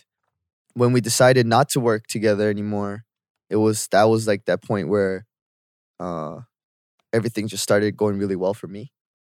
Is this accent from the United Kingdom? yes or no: no; Canada; moved away as an adult; now in Korea; growing up in Canada